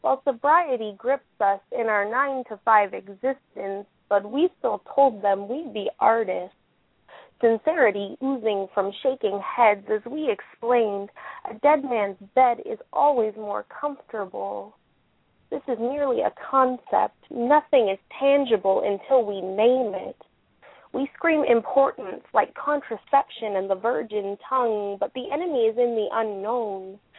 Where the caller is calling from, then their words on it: Ottawa, Ontario, Canada; Ottawa, Canada.